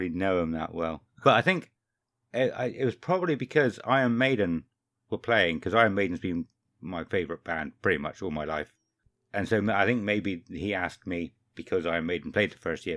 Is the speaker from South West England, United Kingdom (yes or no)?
yes; Somerset, South West England, United Kingdom; I'm thirty-five, I'm from Somerset and I'm a postman